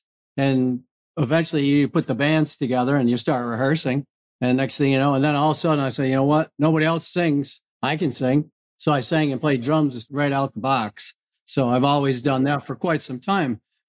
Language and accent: English; Oswego, New York, United States; Yeah, I'm from Oswego, New York. Yeah, we lived 28 years there.